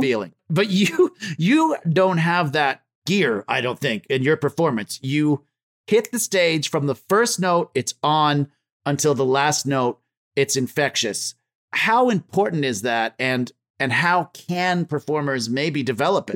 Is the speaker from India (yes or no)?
no; Ontario, Canada; I was born in Ontario